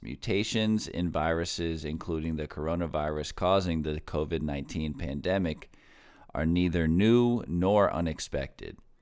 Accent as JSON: {"language": "English", "region": "Florida", "country": "United States", "tie": "born or raised there", "said": "in my home state, Florida"}